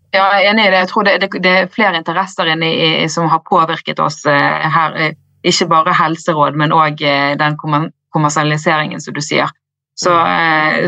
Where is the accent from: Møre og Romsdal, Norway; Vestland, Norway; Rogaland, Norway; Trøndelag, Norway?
Vestland, Norway; Bergen; also born or lived in Ås / Australia; Jeg er fra Bergen